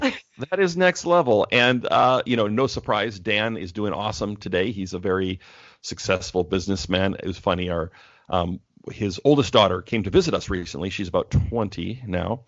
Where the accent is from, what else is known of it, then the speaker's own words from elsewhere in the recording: Canada; moved away as an adult; now in Portland, United States; I'm Canadian, so I moved to the States